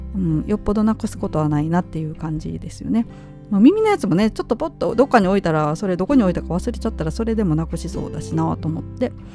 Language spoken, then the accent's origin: Japanese; Nara, Japan; moved away; やっぱり私奈良県生まれ育ちですので